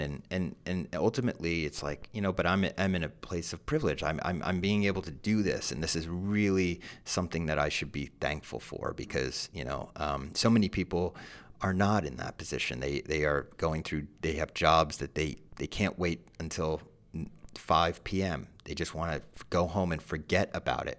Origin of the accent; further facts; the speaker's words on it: New Jersey, United States; I'm also from Jersey